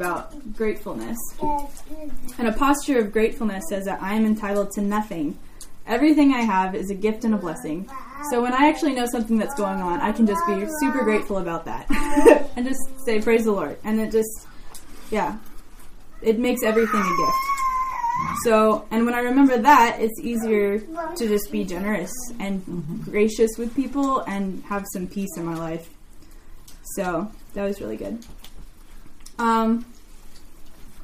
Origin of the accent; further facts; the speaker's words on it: United States; growing up in America